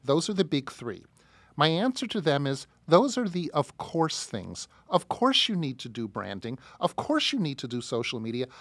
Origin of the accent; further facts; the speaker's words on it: United States; as American Jews